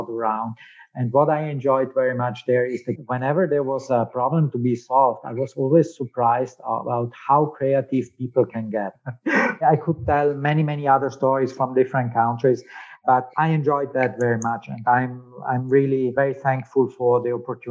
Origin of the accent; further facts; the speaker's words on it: South Tyrol, Trentino-Alto Adige, Italy; first language German; English is a second language; moved away as an adult; also born or lived in Berlin, Germany / Slovakia; coming from South Tyrol, you know, there's a particular history